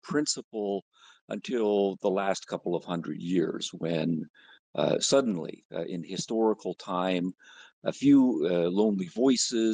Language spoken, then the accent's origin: English; Canada; moved away as an adult; now in United States; I grew up in Canada